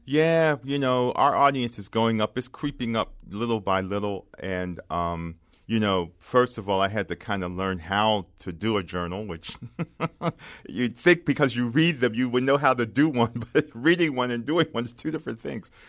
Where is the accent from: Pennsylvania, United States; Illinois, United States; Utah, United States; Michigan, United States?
Pennsylvania, United States; Philadelphia; I grew up in Philadelphia, and I grew up in a working class neighborhood